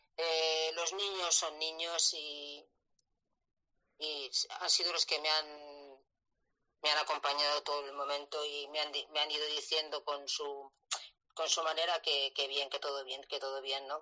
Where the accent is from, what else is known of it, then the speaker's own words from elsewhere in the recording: La Rioja, Spain; moved away as an adult; also born or lived in Elche; yo soy de La Rioja y yo aprobé las oposiciones en la comunidad valenciana, me dieron mi primer puesto en Elche